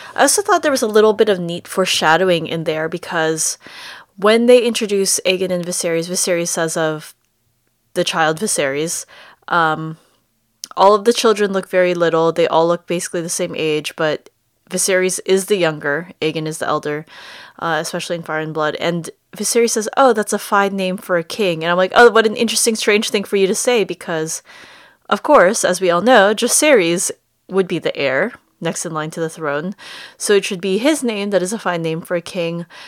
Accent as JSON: {"language": "English", "country": "United States", "accent": "American", "said": "my American accent"}